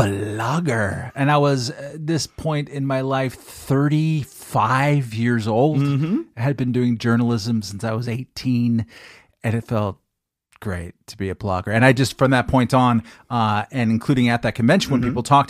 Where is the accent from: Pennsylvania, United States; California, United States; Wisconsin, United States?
California, United States; you're a New Yorker, I'm a Californian, so I was sheltered growing up